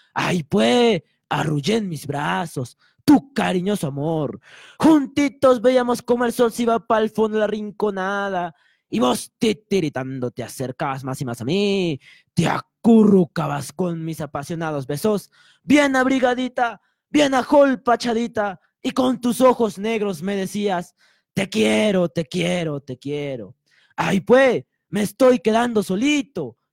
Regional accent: Arequipa, Peru; siendo arequipeños

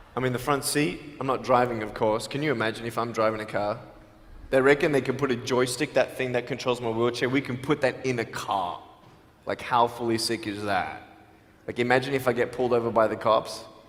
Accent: Australia; now in Los Angeles, United States; I'm from Australia.

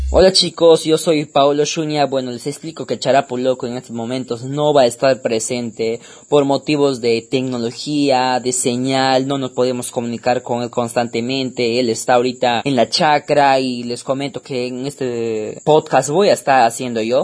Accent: Tarapoto, San Martín, Peru; accent: dejo tarapotino; el dejo tarapotino

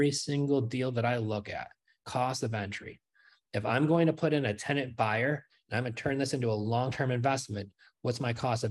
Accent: New York, United States; moved away as an adult; now in Florida, United States; We're from New York. We just moved here not even 2 weeks ago

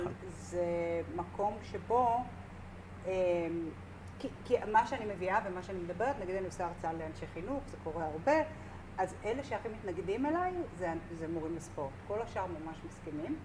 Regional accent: Tel Aviv, Tel Aviv District, Israel; אנחנו שתינו מתל אביב

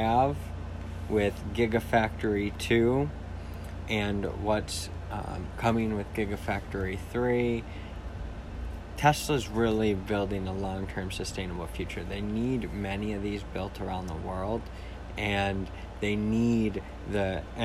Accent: Jackson, Michigan, United States; in my hometown

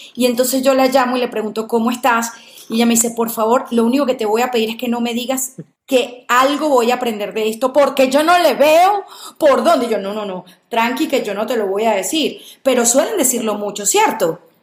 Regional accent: Venezuela; moved away; yo como venezolana lo viví y fue ese duelo migratorio que es durísimo

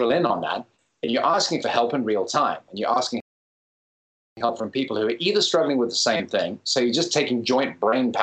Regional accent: Cape Town, Western Cape, South Africa; now in London, United Kingdom; my hometown of Cape Town.

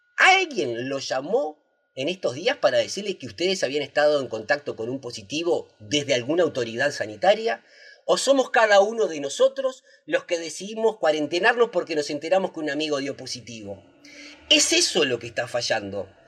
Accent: Uruguay; Los uruguayos virtuosos que mantuvimos a raya el coronavirus en 2020 somos los mismos uruguayos y uruguayas virtuosas

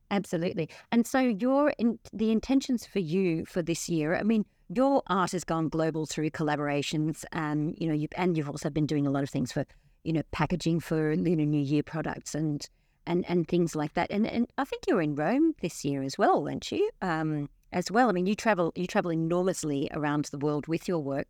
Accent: Australia; growing up in Australia in the seventies and eighties

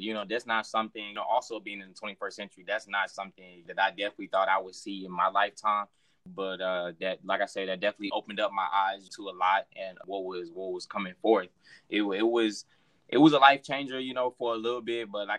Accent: Houston, Texas, United States; I'm from Houston, Texas.

